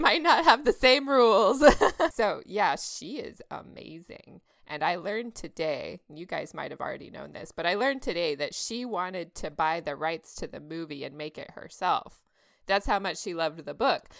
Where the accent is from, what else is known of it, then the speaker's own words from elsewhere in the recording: Texas, United States; now in California, United States; I grew up there, so, you know, I'm a Texas girl